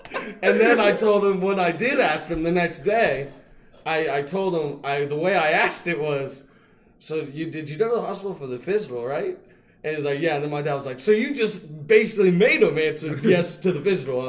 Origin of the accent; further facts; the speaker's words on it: Midwest, United States; I'm from the Midwest.